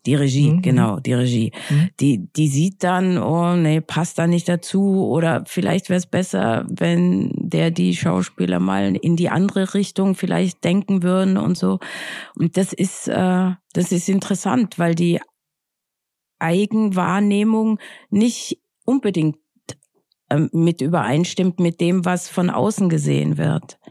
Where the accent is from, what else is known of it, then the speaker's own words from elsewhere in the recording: Austria; now in Berlin, Germany; ich bin ja aus Österreich